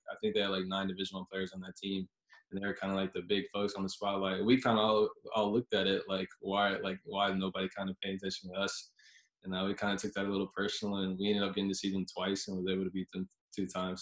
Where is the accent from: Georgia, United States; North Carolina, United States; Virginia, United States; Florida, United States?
North Carolina, United States; Charlotte; moved away as an adult; also born or lived in California; growing up in Charlotte, ACC AC country